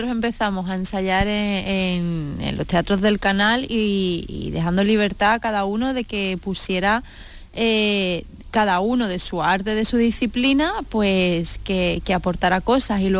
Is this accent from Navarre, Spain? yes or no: no; Seville, Andalusia, Spain; deseando poder presentarlo en Sevilla, que teníamos muchas ganas de presentarlo en nuestra ciudad.